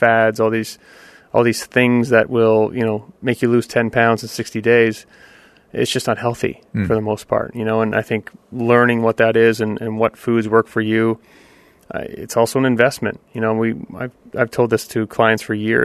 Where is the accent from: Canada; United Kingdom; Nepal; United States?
Canada; I'm Canadian